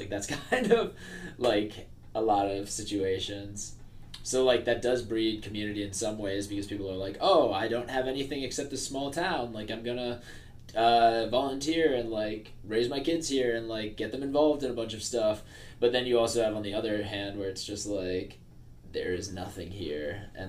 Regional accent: Warwick, New York, United States; Because, like, it is a very wonderful place to grow up, and there's a lot of parks and, like, very good schools.

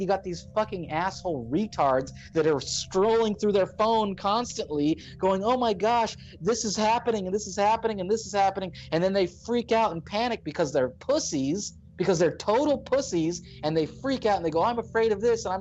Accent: United States; I'm born in America

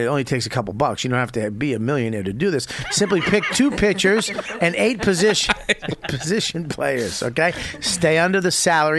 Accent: Denver, Colorado, United States; I'm from Denver.

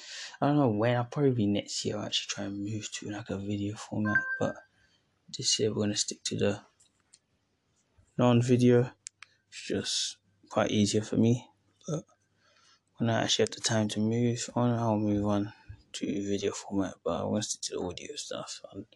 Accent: Syria; Like talking about my home country, Syria, and talking about England

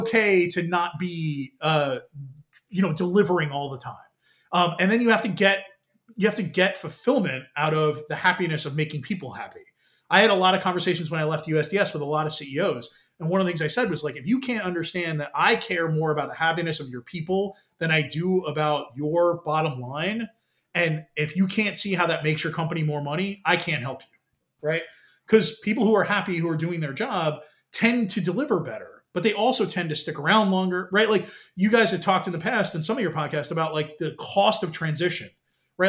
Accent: New York, United States; now in Washington DC metro area, United States; growing up in New York and then being here in the DC metro area

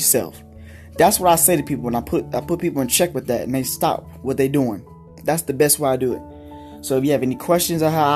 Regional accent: Denton, Texas, United States; also born or lived in Pampa, Texas; now in Amarillo, United States; I am from Denton, Texas

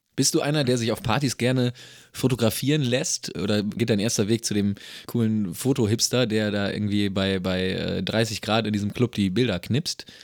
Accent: Germany

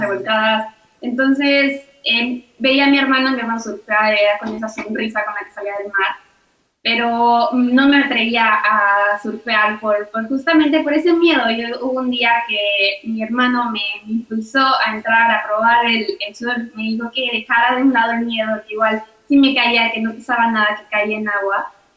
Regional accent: Mexico; como mujer mexicana

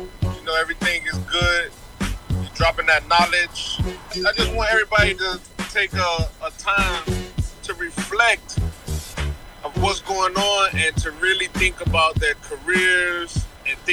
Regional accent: Miami, Florida, United States; now in Port Charlotte, United States; I'm originally from Miami, but right now I'm living on the West Coast over here where things are nice and quiet

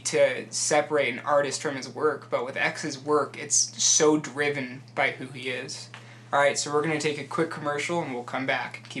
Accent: Utah, United States; growing up in Utah County, like the whitest of whitest places

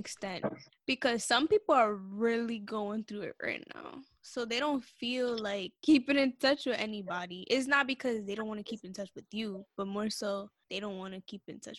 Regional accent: New York City, New York, United States; I'm from Brooklyn, New York. Brooklyn.

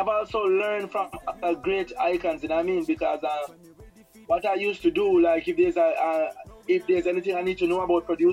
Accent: Old Harbour, Saint Catherine, Jamaica; St. Catherine, you know what I mean? In a town called Old Harbor

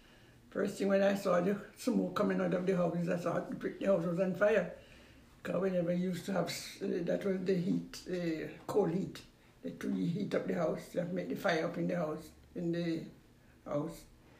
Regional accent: Westmoreland, Jamaica; moved away as an adult; also born or lived in Birmingham, England / United States; I was born in Jamaica. West Indies. I traveled to England. 1962, and lived in England for

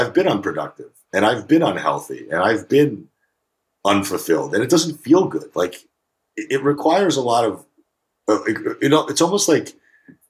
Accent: New Haven, Connecticut, United States; also born or lived in Russia; now in California, United States; I grew up right in New Haven, Connecticut

